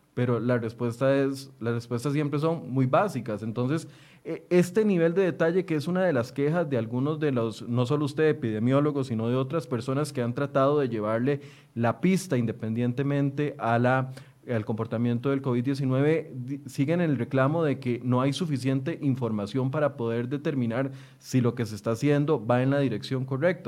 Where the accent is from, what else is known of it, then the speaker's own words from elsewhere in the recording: Costa Rica; como ciudadanos, como costarricenses